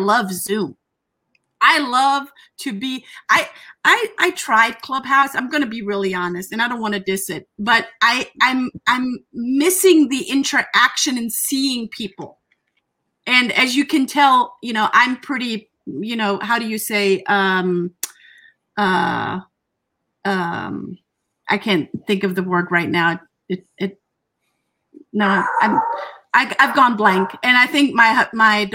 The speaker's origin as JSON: {"language": "English", "country": "Germany", "moved": "yes", "lives_now": "United States", "said": "I'm from Germany."}